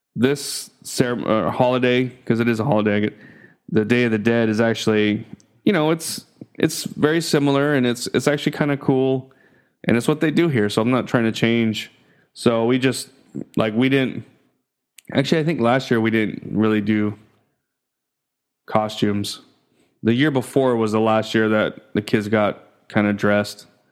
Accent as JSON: {"language": "English", "country": "United States", "tie": "born or raised there", "moved": "as an adult", "lives_now": "Philippines", "said": "growing up in the States, you know? Being born, you know, being an American"}